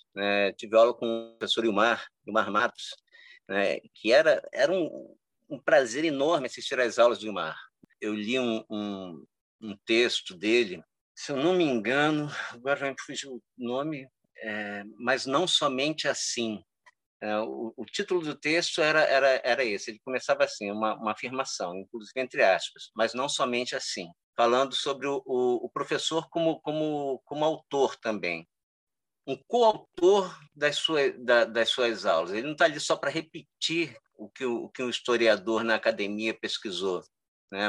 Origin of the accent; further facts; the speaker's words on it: Cabo Frio, Rio de Janeiro, Brazil; eu sou de Cabo Frio, né? Eu nasci e fui criado aqui